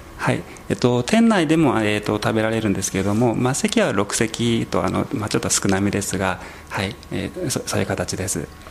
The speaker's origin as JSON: {"language": "Japanese", "region": "Kagoshima", "country": "Japan", "tie": "born or raised there", "also_born_or_lived": "Kodaira, Tokyo", "moved": "yes", "lives_now": "Tokyo, Japan", "said": "鹿児島の出身です"}